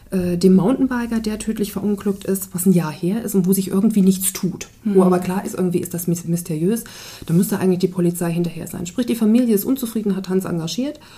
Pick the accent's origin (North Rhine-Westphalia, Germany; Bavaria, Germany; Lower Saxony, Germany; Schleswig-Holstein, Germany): Lower Saxony, Germany; weil es einfach von meinem Heimatort oder von Braunlage sehr nah ist